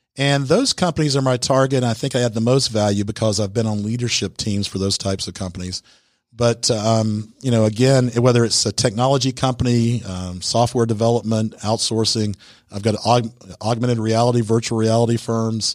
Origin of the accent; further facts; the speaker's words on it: Atlanta, Georgia, United States; I'm actually from the Atlanta area